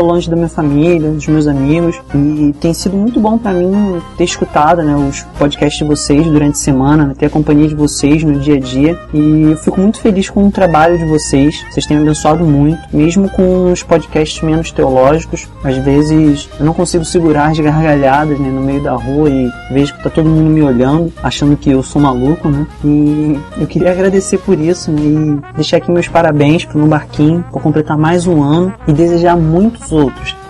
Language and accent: Portuguese; Nova Iguaçu, Rio de Janeiro, Brazil; moved away as an adult; now in Niterói, Brazil; eu tô morando aqui em Niterói por causa da faculdade, né? mas eu sou de Nova Iguaçu